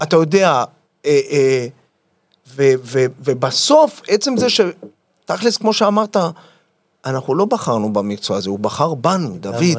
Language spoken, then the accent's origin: Hebrew; Yavne, Central District, Israel; נולדתי ביבנה